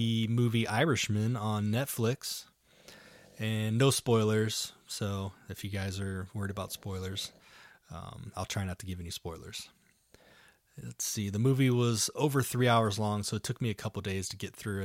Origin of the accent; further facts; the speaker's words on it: Ohio, United States; now in Arizona, United States; Being that I'm born and raised in Ohio, all of my family is back in Ohio